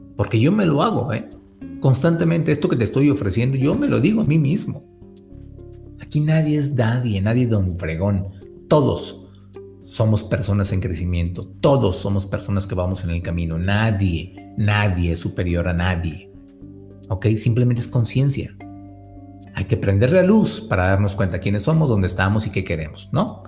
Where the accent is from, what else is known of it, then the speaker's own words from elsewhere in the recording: Monterrey, Nuevo León, Mexico; yo también soy de Monterrey